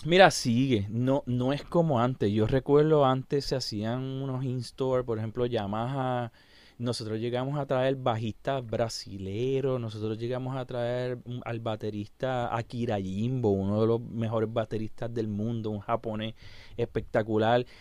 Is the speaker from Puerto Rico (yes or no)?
yes; Puerto Rico; soy el pianista puertorriqueño con más discos vendidos